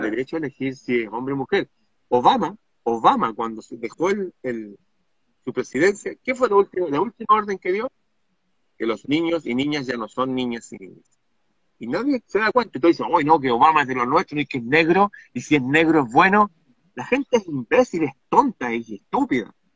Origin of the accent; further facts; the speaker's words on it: Chile; mi país